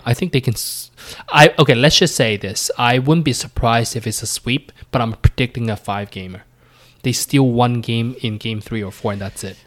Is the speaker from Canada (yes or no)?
yes; Canada; me being Canadian